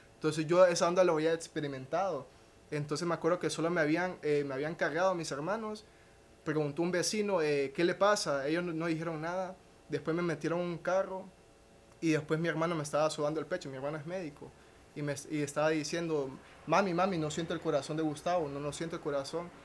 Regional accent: Danlí, El Paraíso, Honduras; soy de Daniel Paraíso

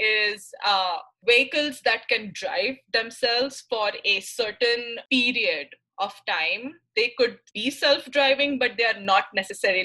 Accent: Mumbai, Maharashtra, India; moved away as an adult; now in Michigan, United States; I'm from Mumbai, India, and I've been in the US for 5 years now.

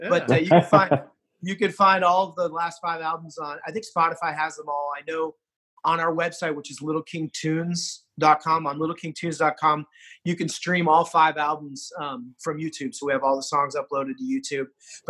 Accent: California, United States; born there; and I was born in California, and I've spent a lot of time in California throughout my whole life.

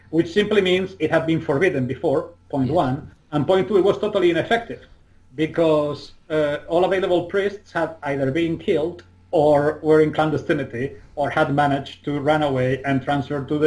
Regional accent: Spain; in my hometown

